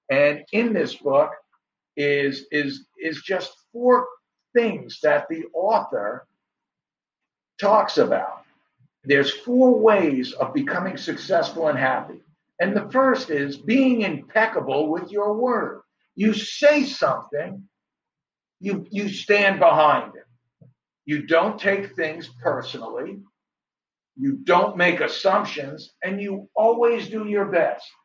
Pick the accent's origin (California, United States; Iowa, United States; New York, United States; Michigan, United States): New York, United States; I'm a New Yorker.